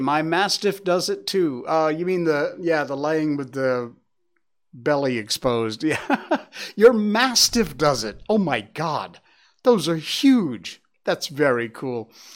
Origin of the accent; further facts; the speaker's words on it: Cornwall, Connecticut, United States; my hometown in Cornwall, Connecticut.